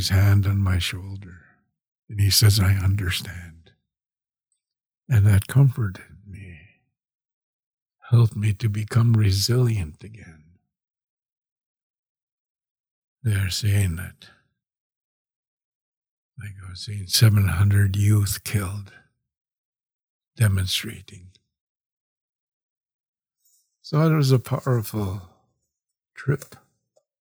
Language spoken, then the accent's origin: English; Canada